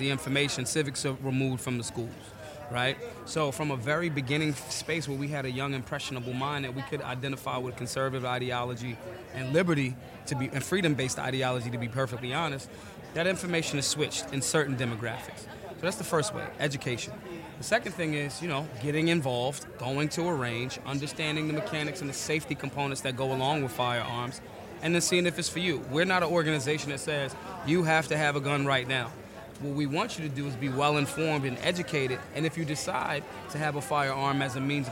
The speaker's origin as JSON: {"language": "English", "town": "Philadelphia", "region": "Pennsylvania", "country": "United States", "said": "I'm from North Philly"}